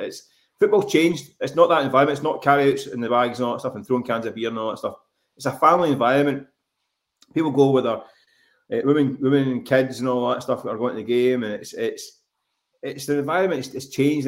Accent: Glasgow, Scotland, United Kingdom; I grew up in Glasgow

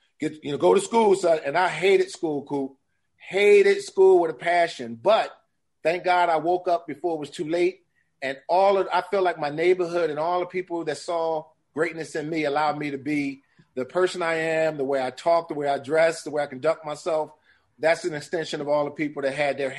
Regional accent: Philadelphia, Pennsylvania, United States; moved away; growing up in North Philly

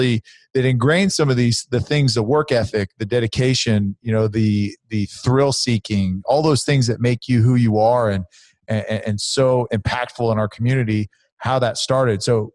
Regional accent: Fresno and Vacaville, California, United States; I grew up in Fresno and Vacaville, actually.

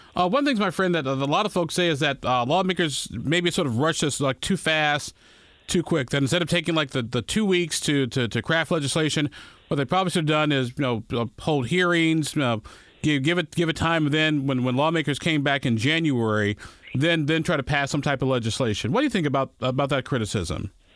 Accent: Illinois, United States; now in Indiana, United States; my home state of Illinois

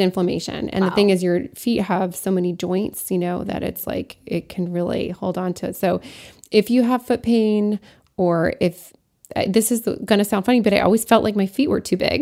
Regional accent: Lafayette, Colorado, United States; also born or lived in Alsace-Lorraine, France; Lafayette, which is my hometown in Colorado

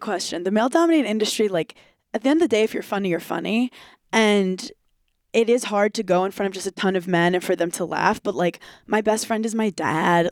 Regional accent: New York City, New York, United States; also born or lived in Wisconsin; I grew up in New York where like all my friends were funny

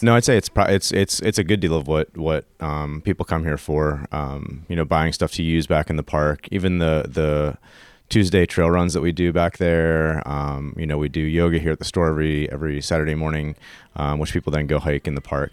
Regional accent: Pittsburgh, Pennsylvania, United States; I grew up in Frick Park. It's my backyard

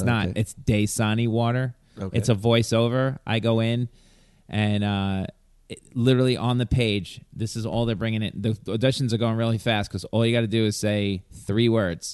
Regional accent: New York, United States; accent: New York; my New York accent is water

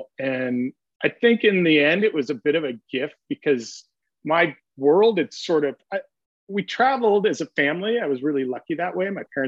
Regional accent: Pasadena, California, United States; I grew up in Southern California, and I actually grew up in Pasadena, which as a kid I was embarrassed to share with surfers.

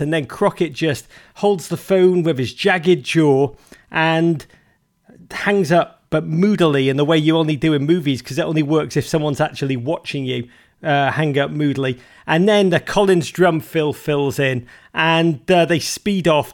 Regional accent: Liverpool, North West England, United Kingdom; moved away as an adult; now in United States; I grew up in Liverpool, which I mean was a, was I'm so blessed to be from that city

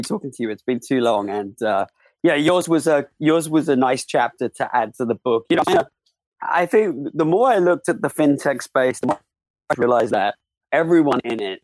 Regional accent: United Kingdom; now in United States; I'm a Brit, but I'm live more time in America

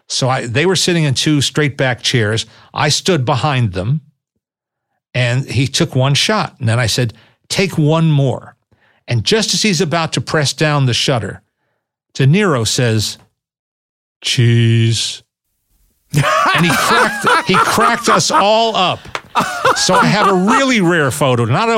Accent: New York City, New York, United States; I'm from New York. I'm a native New Yorker.

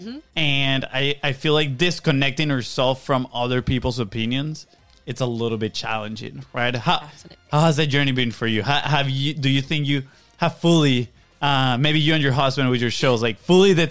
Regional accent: Venezuela; moved away; we come from Venezuela.

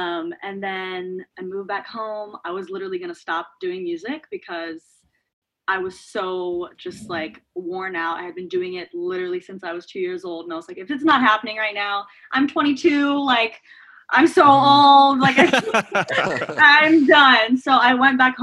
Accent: San Antonio, Texas, United States; I'm from San Antonio, Texas

